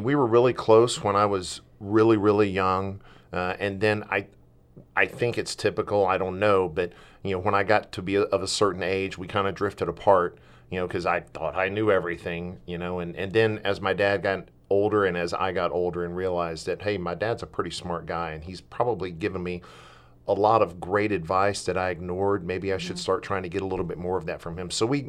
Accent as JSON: {"language": "English", "region": "the South", "country": "United States", "said": "I told you I'm from the South."}